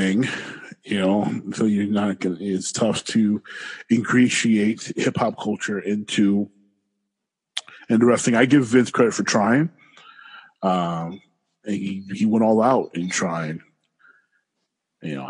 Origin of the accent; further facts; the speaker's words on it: Detroit, Michigan, United States; I'm from Detroit.